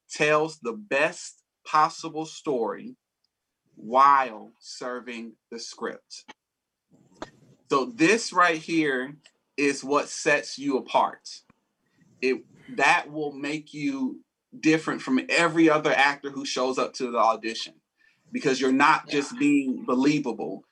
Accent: Atlanta, Georgia, United States; I am also from Atlanta, Georgia. I was born and raised here.

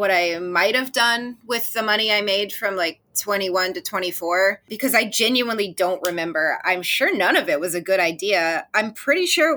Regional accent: Deep South, United States; I grew up in the Deep South. I'm still in the Deep South

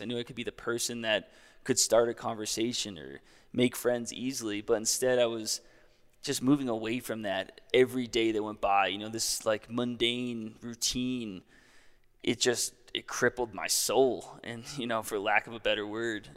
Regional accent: Hopkinton, New Hampshire, United States; also born or lived in Denver, Colorado; now in Jackson Hole, United States; I'm from New Hampshire. I'm from a small town, Hopkinton, New Hampshire, like three thousand people, and I currently live in Jackson Hole, Wyoming

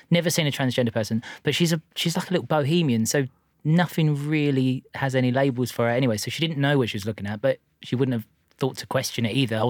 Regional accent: Essex, East of England, United Kingdom; I'm from Essex

